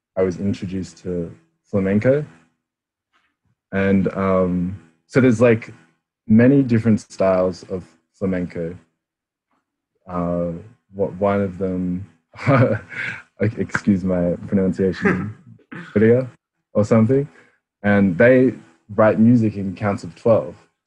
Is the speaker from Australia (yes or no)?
yes; Canberra, Australian Capital Territory, Australia; being a Filipino Australian, I grew up in Canberra